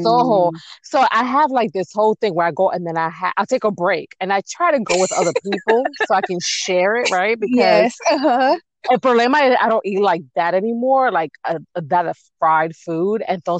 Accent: New York, United States; Because of course I'm from New York, and so when I go back home

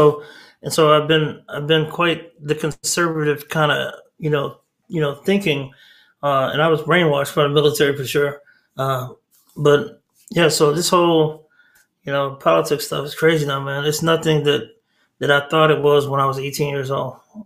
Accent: Texas, United States; being a Texan, I'm a typical Texan that thinks Texas is better than everything else. And so some people say they got to Texas as fast as they could. Well, I got back to Texas as fast as I could. So, I love the state.

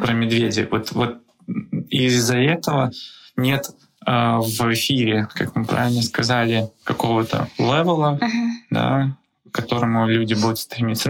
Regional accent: Belarus; now in Prague, Czechia; Я сам из Беларуси

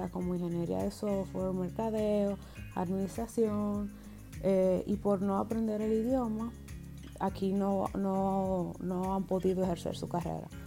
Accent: Germany; pues mi cédula es alemana porque yo soy alemana.

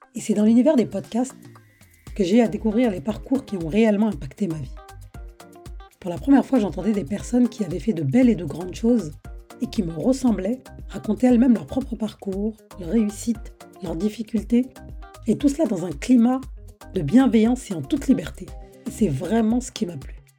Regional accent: France; Je suis née et j'ai grandi en France

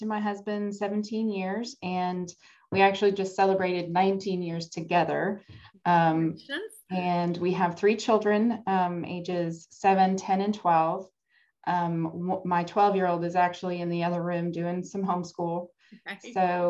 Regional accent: Massachusetts, United States; also born or lived in Atlanta, Georgia; now in Houston, United States; I'm originally from Massachusetts, so you might hear me say you guys as well as y'all.

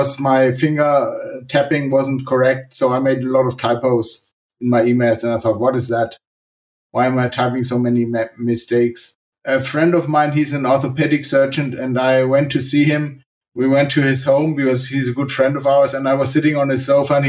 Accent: Germany; I'm from Germany

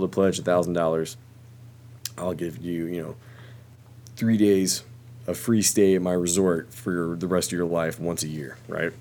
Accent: Charlotte, North Carolina, United States; I grew up in Charlotte, North Carolina

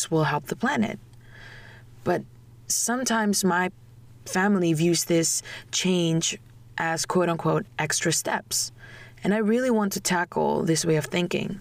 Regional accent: Indonesia; moved away; I came from Indonesia

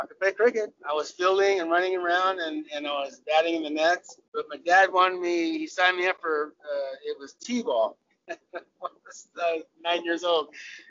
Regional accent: California, United States; I'm a product of Southern California cricket. I'm an American cricketer.

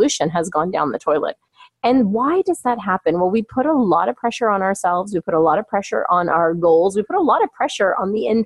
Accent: Toronto, Ontario, Canada; moved away as an adult; also born or lived in California; now in Toronto, Canada; back here in my hometown of Toronto, Ontario, Canada, where I have relocated myself for a couple of years

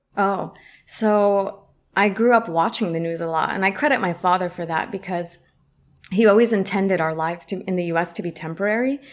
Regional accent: San Francisco, California, United States; first language Arabic; English is a second language; I am a Palestinian American uh, Muslim woman, born and raised in San Francisco, product of the public school system here

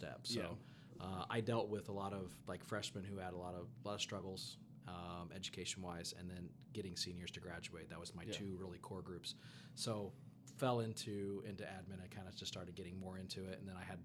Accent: Indianapolis, Indiana, United States; growing up in Indianapolis

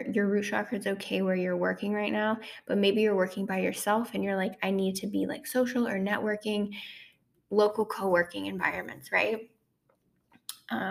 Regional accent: Ontario, Canada; also born or lived in Toronto, Ontario; back in my hometown where I'm from in Ontario

